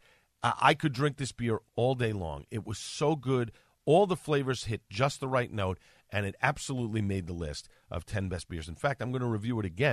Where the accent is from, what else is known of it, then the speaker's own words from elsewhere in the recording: New York City, New York, United States; The borough where I grew up in Staten Island